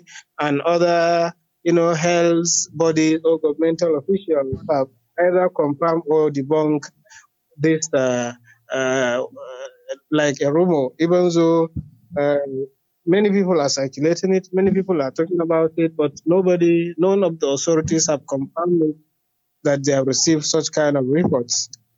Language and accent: English; Kano State, Nigeria; I'm from Kano State.